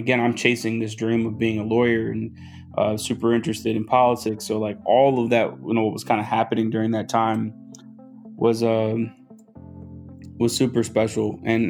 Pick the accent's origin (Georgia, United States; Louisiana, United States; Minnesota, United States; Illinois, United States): Georgia, United States; Atlanta; also born or lived in Los Angeles; I was born in Los Angeles, and we moved every couple of years until we landed in Atlanta. So I very much so consider Atlanta home. It's where I went to high school. And we lived about 30 minutes north of the city.